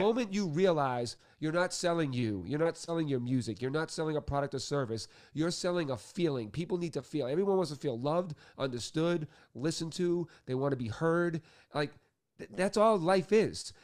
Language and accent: English; Boston, Massachusetts, United States; I grew up Irish Catholic in Boston